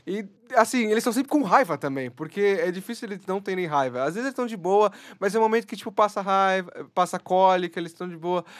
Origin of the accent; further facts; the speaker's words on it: Brazil; nós, brasileiros